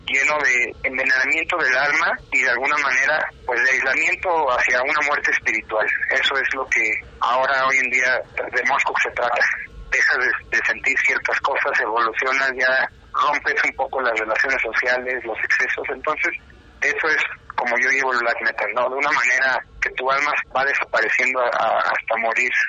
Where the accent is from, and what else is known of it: Mexico City, Mexico; born or raised there